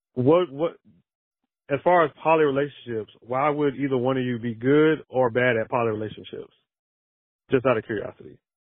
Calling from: Atlanta, Georgia, United States; I'm calling from Atlanta.

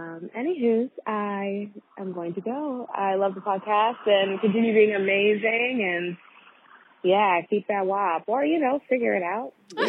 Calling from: River, British Columbia, Canada; I'm calling from River, BC, Canada.

